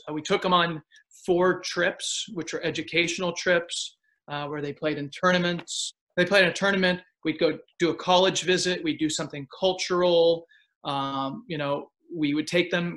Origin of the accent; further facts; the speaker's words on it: Pennsylvania, United States; moved away as an adult; now in Austin, United States; I grew up in Pennsylvania.